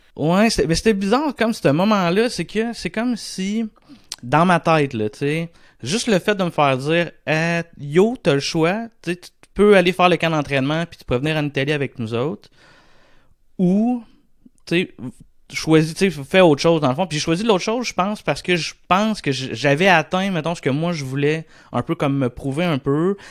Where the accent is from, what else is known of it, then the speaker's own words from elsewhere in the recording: Saint-Boniface, Quebec, Canada; also born or lived in Shawinigan; je suis originaire de, de, Shawinigan. Je suis né à Shawinigan, mais j'ai toujours habité à Saint-Boniface, là, qui est à cinq minutes de Shawi